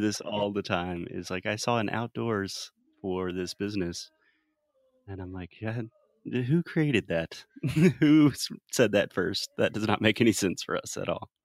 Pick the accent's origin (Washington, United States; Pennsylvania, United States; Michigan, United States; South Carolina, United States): South Carolina, United States; an American born and raised in South Carolina